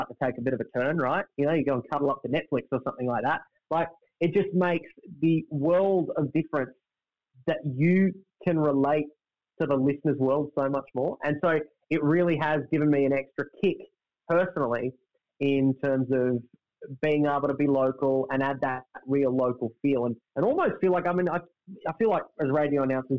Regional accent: Melbourne, Victoria, Australia; now in Brisbane, Australia; I grew up in Melbourne. For all intents and purposes, I'm a Melbourne kid

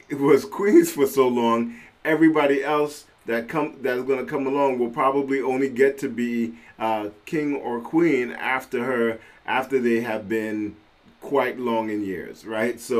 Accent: London, United Kingdom; born there; I am a British citizen. Uh, I uh, I was

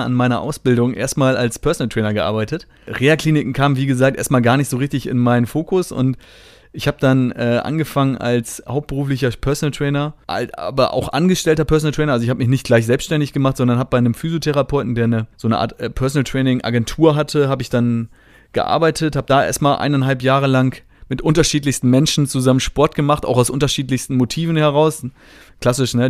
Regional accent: Northern Germany, Germany; also born or lived in Oldenburg / Frankfurt; ich komme ja hier aus der Gegend. Ich habe das Glück, ähm, jetzt nicht weit von meinem Geburtsort ähm, oder von dem Ort, wo ich aufgewachsen bin, besser so. Ähm, jetzt oft wieder zu leben.

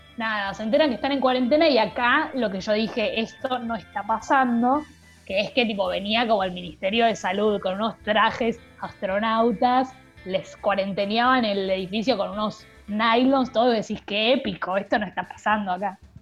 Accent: Argentina; siendo argentinos

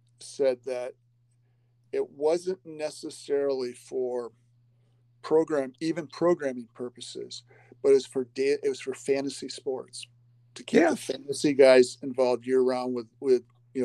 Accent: Wisconsin, United States; I grew up in Wisconsin.

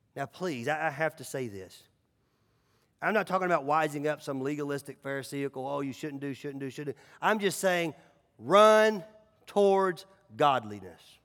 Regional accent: Nashville, Tennessee, United States; growing up in Nashville

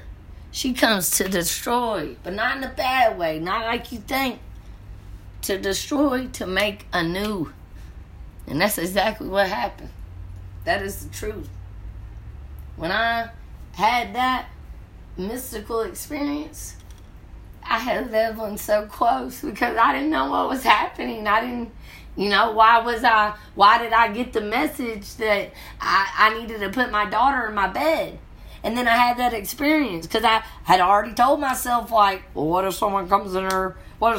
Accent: the South, Kentucky, United States; moved away as an adult; also born or lived in Colorado; I'm from the South. I had to open up my perception. Point blank period. When you're from the South, Kentucky, and then you go out to Colorado, it's different.

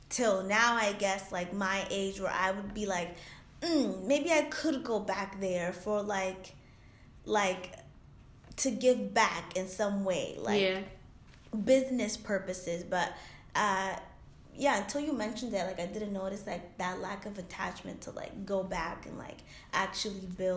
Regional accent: United States; also born or lived in Dominican Republic; the years that I've been like raised here

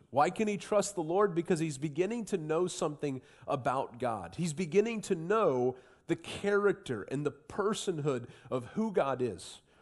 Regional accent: Southwestern Ohio, United States; moved away; I grew up in Southwestern Ohio

